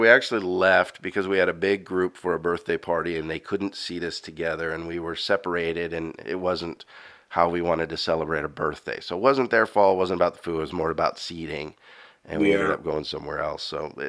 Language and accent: English; West Coast, United States; now in Clarksville, United States; I grew up on the West Coast